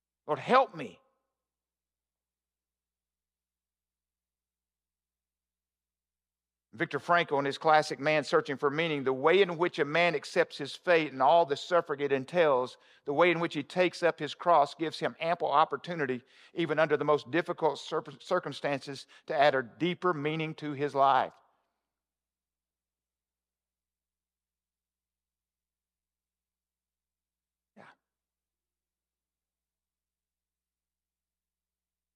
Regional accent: the South, United States; I'm from the South

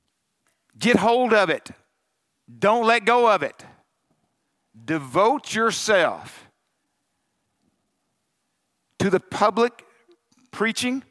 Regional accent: Arkansas, United States; I'm from Arkansas

